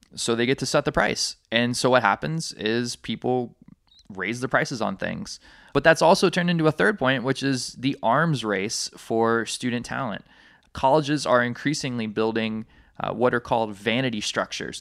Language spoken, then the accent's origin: English; Alabama, United States; now in Hawaii, United States; my home state of Alabama